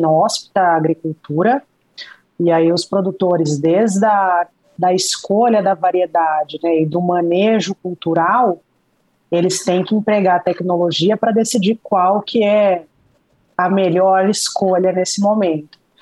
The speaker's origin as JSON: {"language": "Portuguese", "town": "Araraquara", "region": "São Paulo", "country": "Brazil", "also_born_or_lived": "Jaboticabal / Mato Grosso", "moved": "as an adult", "lives_now": "Vale do São Francisco, Brazil", "said": "Eu sou de Araraquara, interior de São Paulo"}